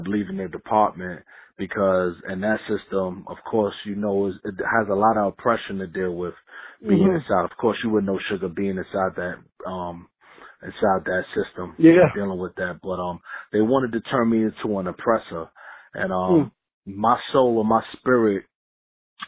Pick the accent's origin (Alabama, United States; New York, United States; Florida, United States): New York, United States; New York City; now in Raleigh, United States; I reside in Raleigh, North Carolina. You know, born and raised in Queensbridge Projects